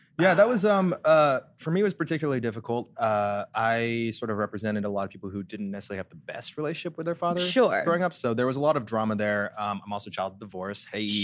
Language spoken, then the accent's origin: English; Texas, United States; moved away as an adult; now in Los Angeles, United States; I'm from Texas